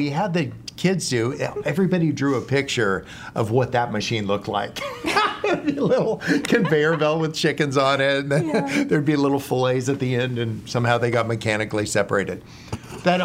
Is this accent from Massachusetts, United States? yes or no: no; California, United States; now in San Diego, United States; I grew up in the San Francisco Bay Area and then moved down to San Diego for college. And I've been here ever since.